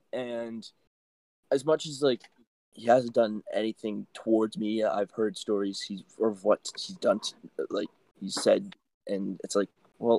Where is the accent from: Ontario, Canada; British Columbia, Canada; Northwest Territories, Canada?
Ontario, Canada; Brampton; I'm from Brampton.